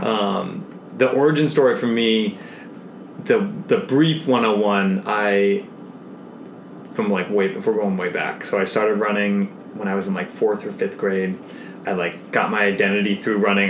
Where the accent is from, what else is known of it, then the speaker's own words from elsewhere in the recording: Seattle, Washington, United States; being a Boy Scout growing up in Seattle